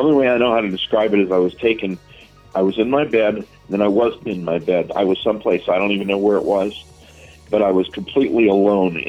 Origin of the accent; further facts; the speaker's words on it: Southern California, United States; I grew up in Southern California, and my dad was a police officer